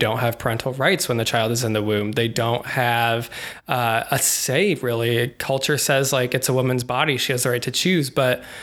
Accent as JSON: {"language": "English", "town": "Des Moines", "region": "Iowa", "country": "United States", "tie": "born or raised there", "said": "I grew up in Des Moines"}